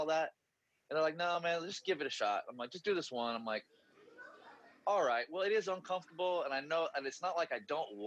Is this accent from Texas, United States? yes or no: no; Chico, California, United States; also born or lived in Los Angeles; I'd recently moved back from LA back to kind of my hometown of Chico area, Northern California